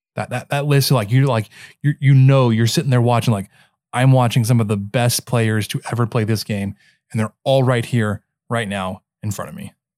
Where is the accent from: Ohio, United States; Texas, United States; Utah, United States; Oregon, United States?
Texas, United States; Dallas; growing up in Dallas, kind of grew up a Dallas fan